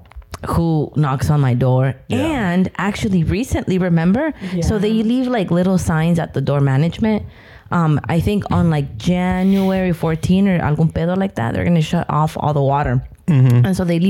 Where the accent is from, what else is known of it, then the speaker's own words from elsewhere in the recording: Michoacán, Mexico; moved away; also born or lived in Santa Barbara; Chito and I grew up in Michoacan